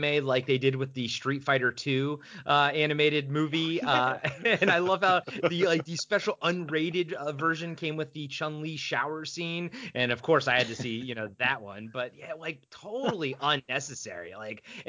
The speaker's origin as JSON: {"language": "English", "country": "United States", "tie": "born or raised there", "said": "my culture growing up in America"}